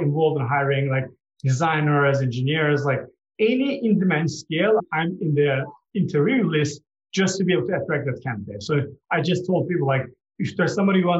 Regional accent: Turkey; moved away; I'm from Turkey

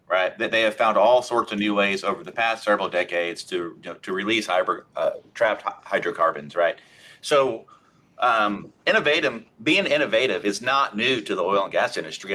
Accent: Oklahoma, United States; I'm from Oklahoma

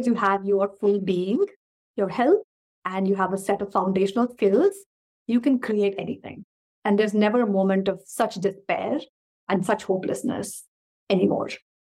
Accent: India; also born or lived in Kuwait; We were one of the Indian families growing up in Kuwait before the Gulf War.

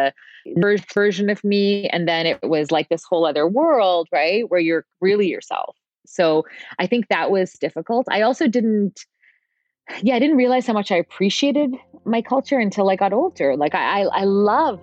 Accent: Mississauga, Ontario, Canada; I was raised in Mississauga

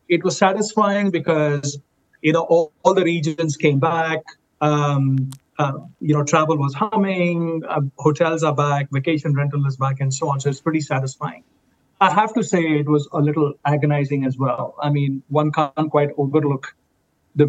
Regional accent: India; moved away; I am Indian, and I was in India

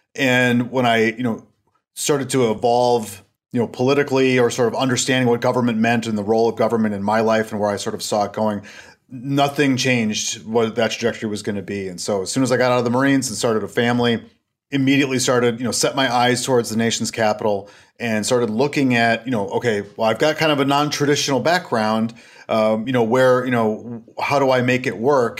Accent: Stillwater, Minnesota, United States; also born or lived in Washington, D.C. area; I'm calling from Stillwater, Minnesota. And if you're familiar with the Twin Cities area, I'm about twenty-five miles east of there. Um, I'm closer to Wisconsin than I am Minnesota. And this is where we're from originally

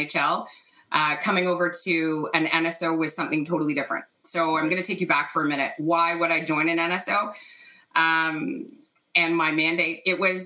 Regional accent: Canada; growing up in Canada

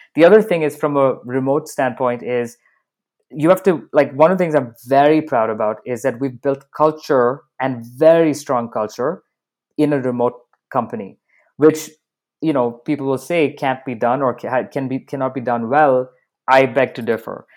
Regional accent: Dubai, United Arab Emirates; moved away; also born or lived in Bahrain / Canada / United States; I was born in Bahrain. I grew up in Dubai, so I've got a very mixed background.

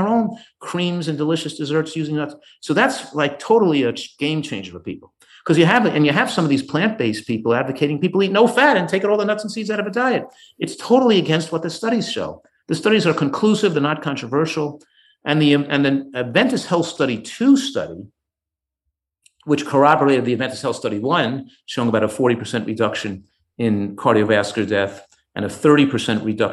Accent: Yonkers, New York, United States; moved away as an adult; also born or lived in Tarrytown, New York / Philadelphia, Pennsylvania; I grew up in Yonkers, New York

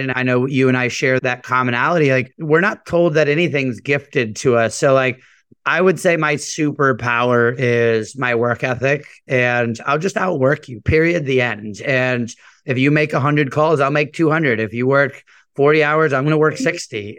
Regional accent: United States; also born or lived in San Juan, Puerto Rico; I was born in San Juan, Puerto Rico. I always say my parents moved us to the mainland chasing the American dream. Grew up in a very normal, hardworking immigrant household

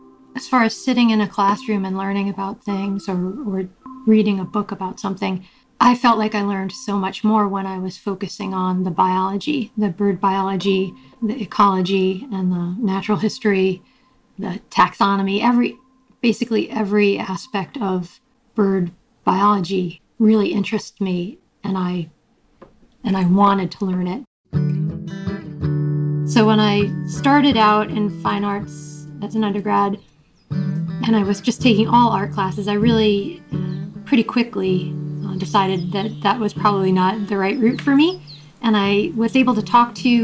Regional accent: Long Island, New York, United States; moved away as an adult; I grew up on Long Island, outside of New York City

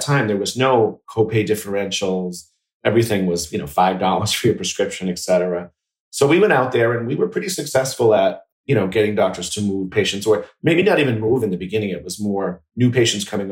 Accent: outside of Boston, Massachusetts, United States; I grew up outside of Boston in, a small town

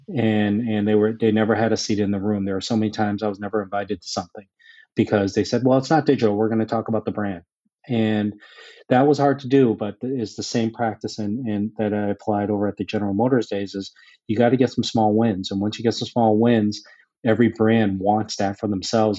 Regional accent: Boston, Massachusetts, United States; I grew up in the Boston area

